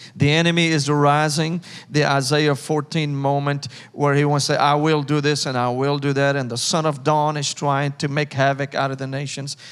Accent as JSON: {"language": "English", "town": "Damascus", "region": "Damascus Governorate", "country": "Syria", "tie": "born or raised there", "second_language": "English", "moved": "as an adult", "lives_now": "Nashville, United States", "said": "I was born and raised in Damascus, Syria, in the Middle East"}